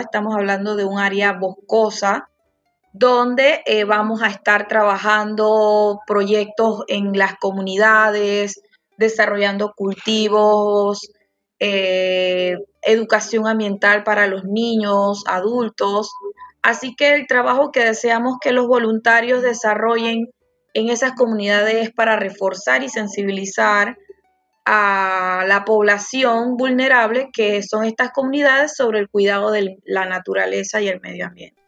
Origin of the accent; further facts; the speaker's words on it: Panama; soy panameña